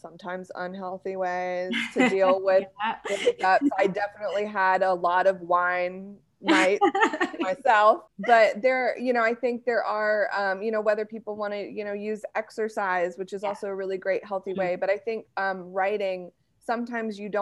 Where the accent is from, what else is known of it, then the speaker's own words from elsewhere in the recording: United States; I'm married to a British man and I'm an American